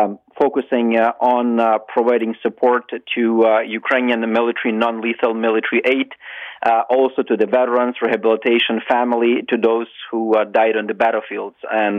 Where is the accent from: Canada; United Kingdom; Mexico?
Canada; I'm as a Canadian retired military officer who've been to various hotspots around the world.